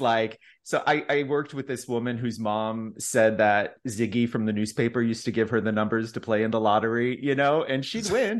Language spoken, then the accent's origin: English; Chicago, Illinois, United States; now in Texas, United States; I'm from Chicago